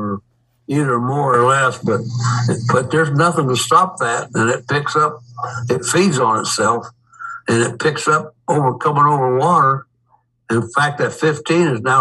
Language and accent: English; Hamilton, Ohio, United States; in my hometown